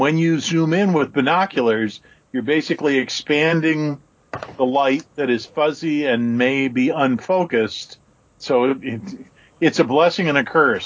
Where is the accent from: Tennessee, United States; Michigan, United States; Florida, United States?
Michigan, United States; moved away as an adult; also born or lived in Salt Lake City, Utah; having been born and raised in Michigan